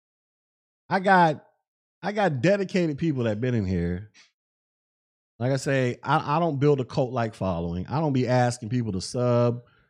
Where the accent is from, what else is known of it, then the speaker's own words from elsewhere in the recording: Florida, United States; I'm from Florida.